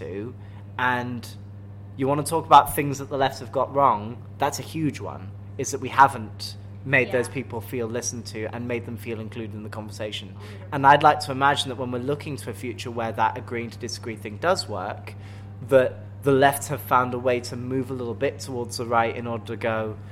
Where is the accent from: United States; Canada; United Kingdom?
United Kingdom; accent: posh English; I'm British